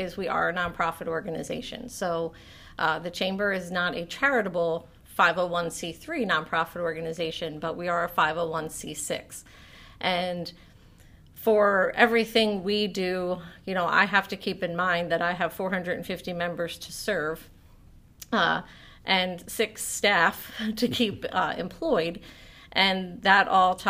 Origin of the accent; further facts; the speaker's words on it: Pottstown, Pennsylvania, United States; also born or lived in Boyertown, Pennsylvania; I am actually from this area. I was born at Pottstown Memorial Medical Center. My family is from this area. My parents, grandparents, aunts, uncles, we've all graduated from the same high school.